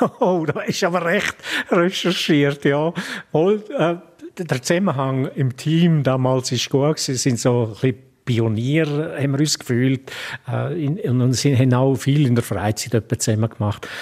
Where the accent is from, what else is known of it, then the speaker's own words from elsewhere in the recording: Graubünden, Switzerland; als Bündner Reporter